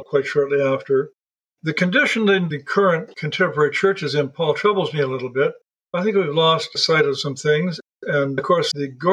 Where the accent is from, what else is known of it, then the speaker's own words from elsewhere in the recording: Alberta, Canada; also born or lived in Yukon / Northwest Territories; I was raised in Alberta's oil country as well as cattle and farm country